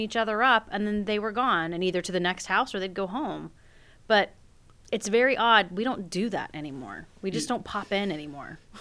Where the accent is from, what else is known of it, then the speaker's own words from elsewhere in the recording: South Carolina, United States; I grew up in South Carolina